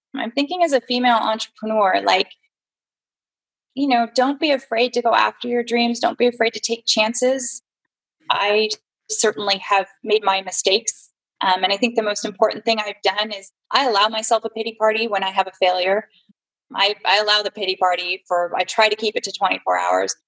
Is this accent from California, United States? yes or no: yes; San Jose, California, United States; I'm a native Californian, very rare, actually, born and raised in San Jose.